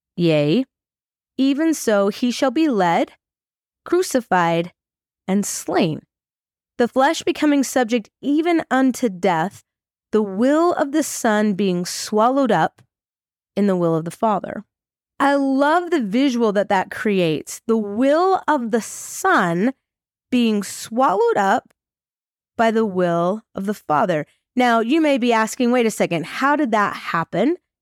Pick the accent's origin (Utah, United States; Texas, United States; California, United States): Utah, United States; Farmington; also born or lived in Idaho; I am from Farmington, Utah.